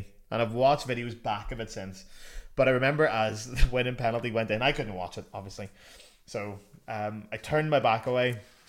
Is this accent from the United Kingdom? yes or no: yes; Northern Ireland, United Kingdom; moved away as an adult; also born or lived in Cardiff; Growing up in Northern Ireland, you have no Chelsea mates.